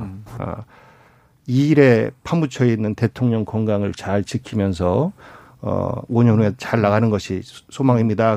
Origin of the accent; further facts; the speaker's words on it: Chungcheong, South Korea; 충청도 출신